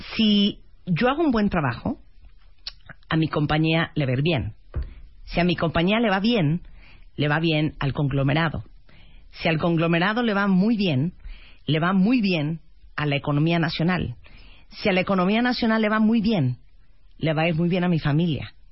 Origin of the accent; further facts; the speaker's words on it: Mexico; somos mexicanos